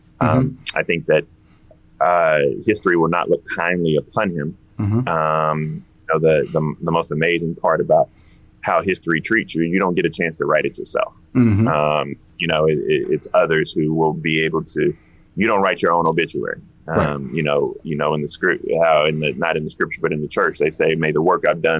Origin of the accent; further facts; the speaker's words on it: Denmark, South Carolina, United States; So, you know, I'm from Denmark.